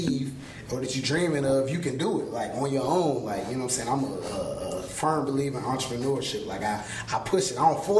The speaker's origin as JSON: {"language": "English", "region": "Georgia", "country": "United States", "moved": "yes", "lives_now": "Virginia, United States", "said": "I'm originally from Georgia"}